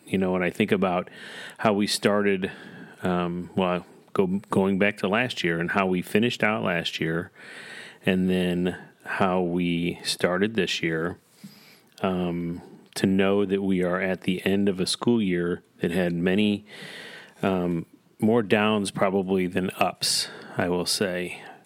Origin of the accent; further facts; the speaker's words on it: Parkway School District, Missouri, United States; also born or lived in Naperville; I grew up in the Parkway School District